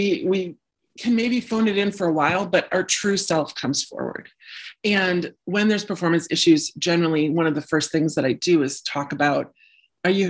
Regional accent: Illinois, United States; also born or lived in Wisconsin; now in Minneapolis, United States; I was um, born and raised in the Midwest. Started out in Illinois, then moved to Wisconsin for high school and college. Then, shortly after college, moved to Minneapolis.

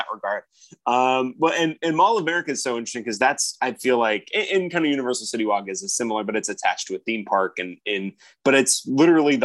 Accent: Las Vegas, Nevada, United States; I'm from Las Vegas, Nevada

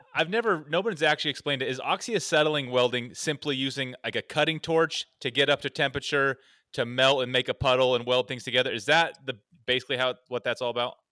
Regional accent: Oregon, United States; I'm from Oregon where logging and timber is just, it's all around us

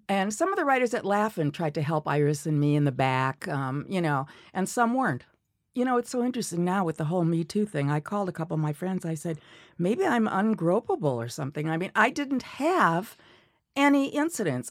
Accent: Milwaukee, Wisconsin, United States; moved away; I grew up in Milwaukee

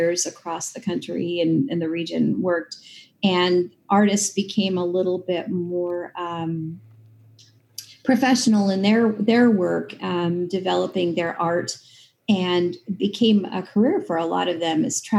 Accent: Clarkston, Washington, United States; also born or lived in Lewiston, Idaho; I was born in Lewiston and grew up in Clarkston.

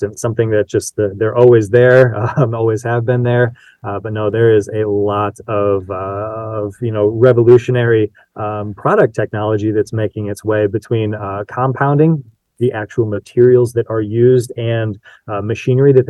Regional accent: South Bend, Indiana, United States; I grew up in the South Bend area where Tire Rack's located

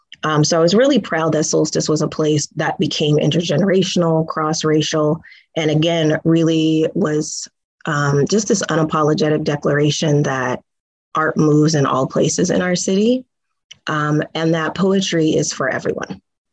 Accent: Tacoma, Washington, United States; you know, I'm a homegirl, I'm from Tacoma.

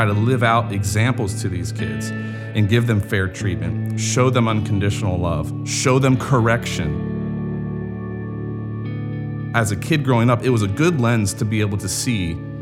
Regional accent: Grove City, Pennsylvania, United States; moved away; also born or lived in Wooster, Ohio; I grew up in Western Pennsylvania

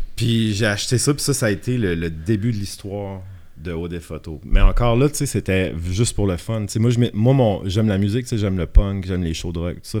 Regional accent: Shippagan, New Brunswick, Canada; accent: Acadian (Baie des Chaleurs, close to Gaspésie); moved away as an adult; j'ai grandi dans la péninsule acadienne, dans une petite ville qui s'appelle Chipagan de 0 à 21 ans

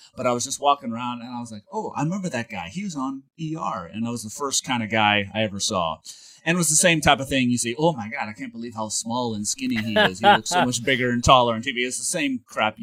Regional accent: St. Louis, Missouri, United States; moved away as an adult; also born or lived in Springfield, Missouri; now in Los Angeles, United States; I lived in St. Louis. I grew up in St. Louis

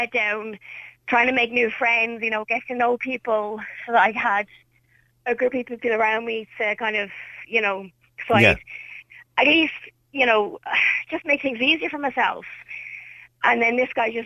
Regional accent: Ireland; also born or lived in Drumna; I was living in Tala at the time. So our whole family moved house

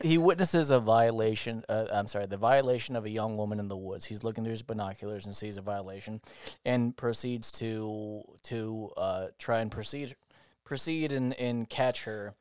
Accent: United States; I'm not Spanish, I'm American

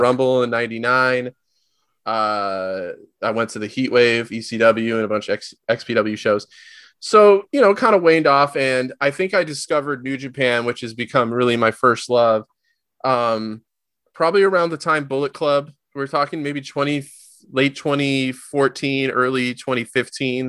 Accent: Southern California, United States; I was born and raised in Southern California

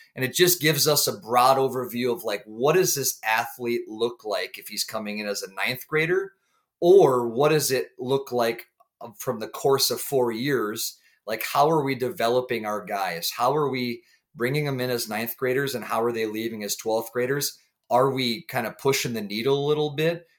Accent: St. Croix Falls, Wisconsin, United States; born and raised in Saint Croix Falls, Wisconsin

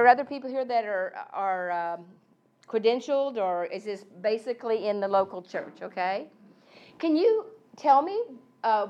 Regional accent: Texas, United States; I grew up in Texas

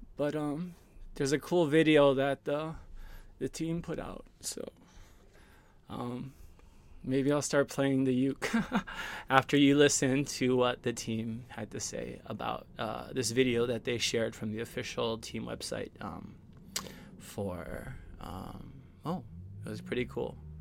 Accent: Hawaii, United States; I'm from Hawaii

